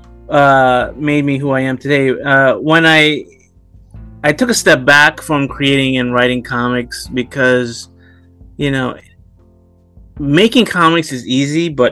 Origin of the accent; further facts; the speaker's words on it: New York City, New York, United States; I grew up in Brooklyn